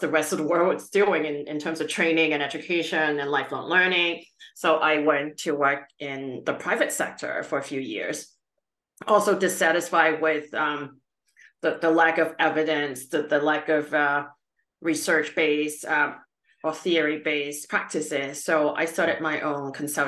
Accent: Canada; also born or lived in Calgary, Alberta; I'm Canadian, based in Calgary, Alberta, Canada

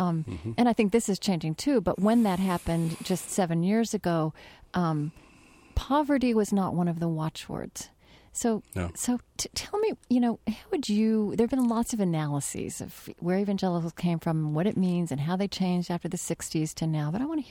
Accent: United States; Right, because in the evangelical churches I grew up in the Southern Baptist churches I grew up in, I think in the entire mainstream evangelical life in this country

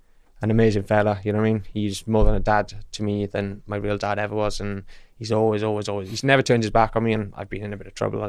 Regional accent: Merthyr Tydfil, Wales, United Kingdom; now in Swindon, United Kingdom; I'm from the Valley, South Wales, Merthyr Tydfil.

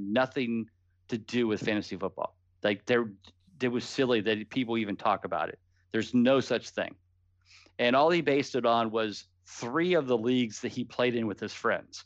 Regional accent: Canton, Ohio, United States; I'm from the Cleveland area, so I'm from Canton, Ohio

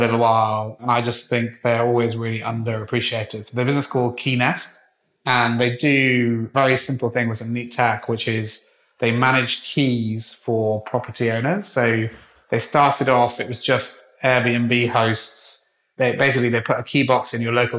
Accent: Wales, United Kingdom; I'm a Welshman

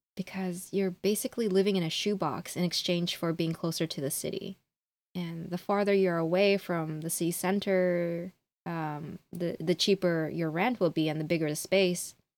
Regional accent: Honolulu, Hawaii, United States; moved away as an adult; now in Tokyo, Japan; born and raised in Honolulu, Hawaii, but I currently live in Tokyo.

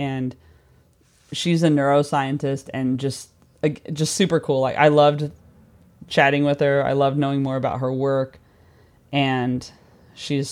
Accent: United States; now in London, United Kingdom; I spent July 4th as an American in London

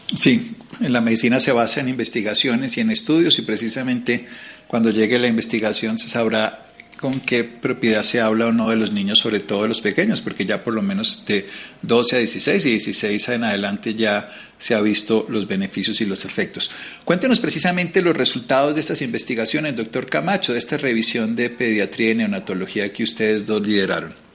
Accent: Colombia

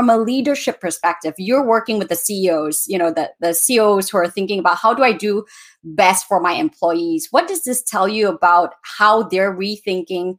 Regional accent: Malaysia; I come from Malaysia

